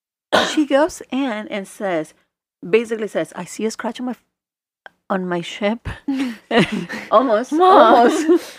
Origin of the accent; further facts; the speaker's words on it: Mexico; moved away; back in the day when I was growing up in Mexico